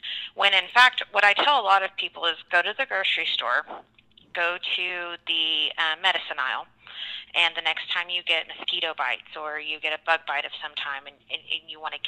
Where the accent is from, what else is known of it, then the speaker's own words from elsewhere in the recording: Texas, United States; also born or lived in Permian Basin; now in Oklahoma, United States; I call myself a Texoman. So I was born and raised in Texas, and I'm now finishing, you know, growing up here in Oklahoma.